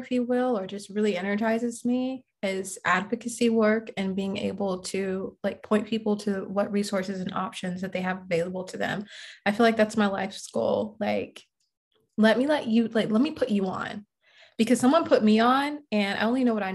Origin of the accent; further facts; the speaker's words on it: Jacksonville, Florida, United States; now in Atlanta, United States; I'm originally from Jacksonville, Florida.